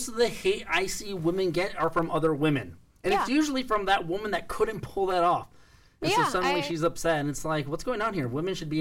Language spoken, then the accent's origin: English; Los Angeles, California, United States; we live in Los Angeles, so everyone's from everywhere except for me. I'm from here